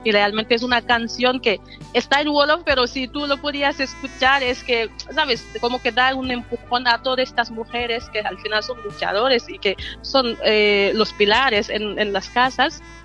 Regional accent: Senegal; now in Bilbao, Spain; soy de Senegal, llevo 11 años aquí en Bilbao

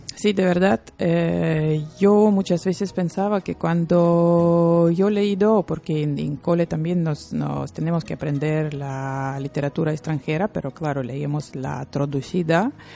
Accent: Lithuania; Spanish is a second language; now in Bilbao, Spain; soy lituana

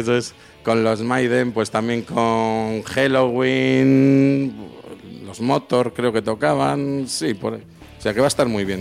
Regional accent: Palencia, Castile and León, Spain; soy de Palencia, de un pueblito de Palencia

